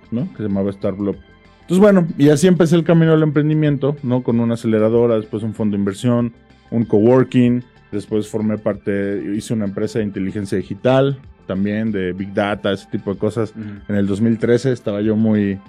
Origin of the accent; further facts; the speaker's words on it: Pachuca, Hidalgo, Mexico; yo soy de Pachuca